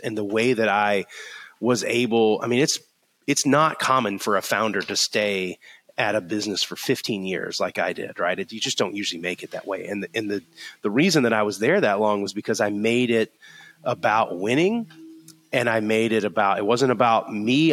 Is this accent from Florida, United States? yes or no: yes; Florida, United States; now in Alabama, United States; I grew up in Florida